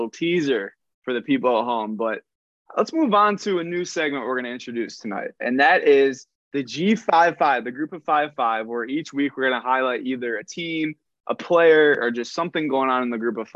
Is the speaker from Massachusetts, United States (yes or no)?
no; Buffalo, New York, United States; I was born in Buffalo